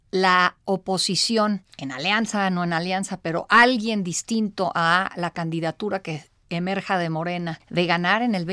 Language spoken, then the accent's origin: Spanish; Mexico; todos somos mexicanos.